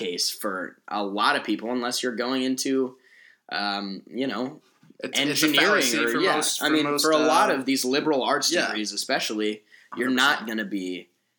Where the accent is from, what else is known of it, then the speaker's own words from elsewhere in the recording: Colorado, United States; moved away as an adult; now in Los Angeles, United States; growing up in Colorado